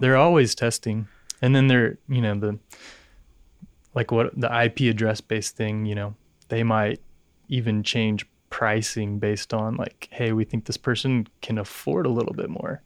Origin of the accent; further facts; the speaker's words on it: Dallas, Texas, United States; born and raised in Dallas